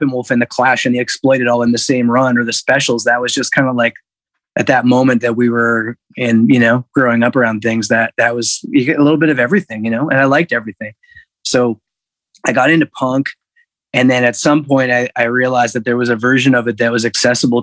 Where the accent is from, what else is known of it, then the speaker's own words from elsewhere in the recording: Hamilton, Ontario, Canada; moved away as an adult; also born or lived in Guelph / Montreal; now in Toronto, Canada; I was born in Toronto. And I grew up in Hamilton